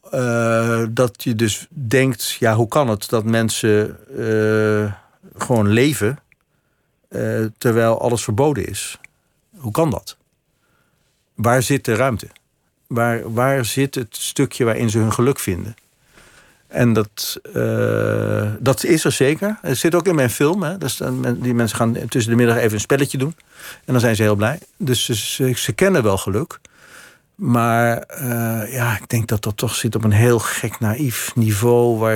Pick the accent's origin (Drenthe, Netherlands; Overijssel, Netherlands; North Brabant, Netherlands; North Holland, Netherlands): North Holland, Netherlands; Amsterdam; born or raised there